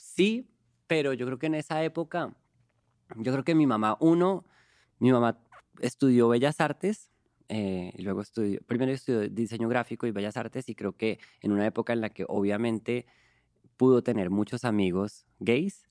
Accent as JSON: {"language": "Spanish", "country": "Colombia", "moved": "yes", "lives_now": "Mexico", "said": "Yo soy un cantante colombiano"}